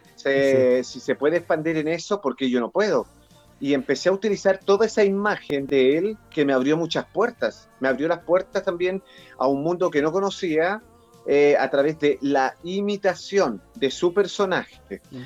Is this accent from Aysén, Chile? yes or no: no; Santiago, Santiago Metropolitan Region, Chile; yo me crié en Pudahuel